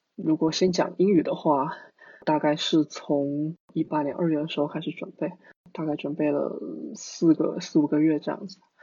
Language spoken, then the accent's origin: Chinese; Fujian, China; moved away as an adult; now in Singapore; 因为我是福建人嘛